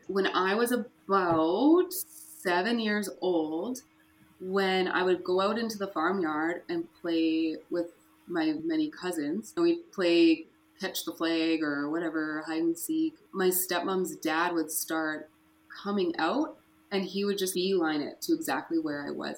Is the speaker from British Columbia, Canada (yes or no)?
yes; Fort St. John, British Columbia, Canada; I was born in Fort St. John, BC, far north up in BC. My grandparents raised me until I was 12